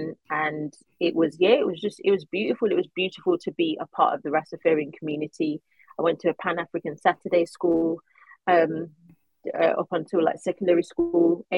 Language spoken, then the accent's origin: English; Birmingham, West Midlands, United Kingdom; I was brought up in Huckley, Birmingham with my by my mum